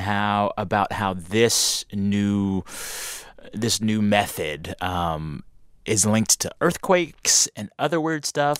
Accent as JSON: {"language": "English", "region": "Texas", "country": "United States", "said": "I'm from Texas"}